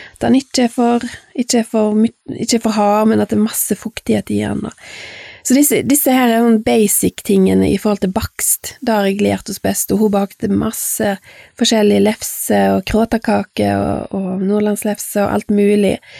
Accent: Fitjar, Vestland, Norway; jeg vokste opp på Fitcha Jeg er født i 1971

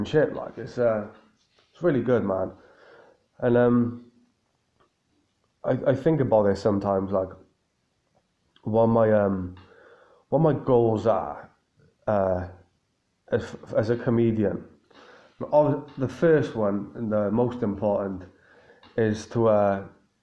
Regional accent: Cardiff, Wales, United Kingdom; my hometown in Cardiff

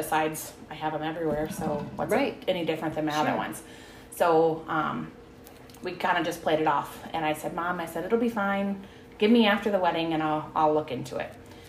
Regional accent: Edgewood, United States; I'm originally from Edgewood. I was originally of Orwald.

